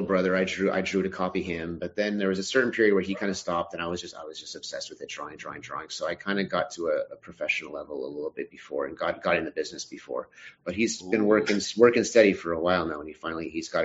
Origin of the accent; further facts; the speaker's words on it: Montreal, Quebec, Canada; born and raised in Montreal. I still live here